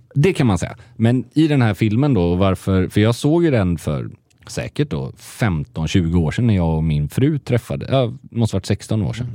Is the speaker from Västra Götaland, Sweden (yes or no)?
yes; Gothenburg, Västra Götaland, Sweden; moved away as an adult; now in Stockholm, Sweden; Göteborg som göteborgare